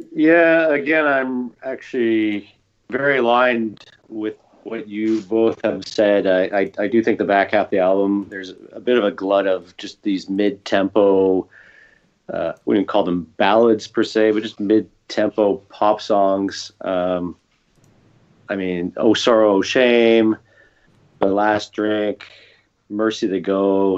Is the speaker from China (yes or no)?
no; Canada; I'm biased as a Canadian